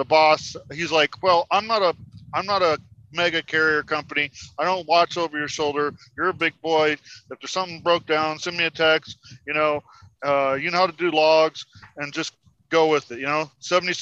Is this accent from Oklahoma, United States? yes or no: no; Anchorage, Alaska, United States; moved away as an adult; now in Ogden, United States; I'm from Anchorage, Alaska originally, and live in Ogden, Utah. I went to high school up there from graduated in 1992